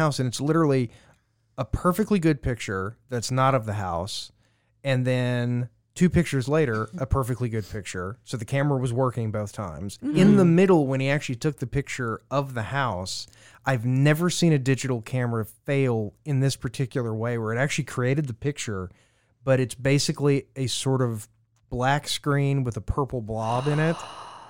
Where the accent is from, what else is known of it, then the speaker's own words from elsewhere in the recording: Louisiana, United States; I'm from Louisiana, and we had the stories.